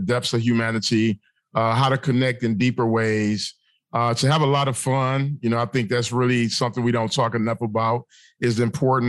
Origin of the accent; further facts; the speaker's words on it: Detroit, Michigan, United States; I grew up in the city of Detroit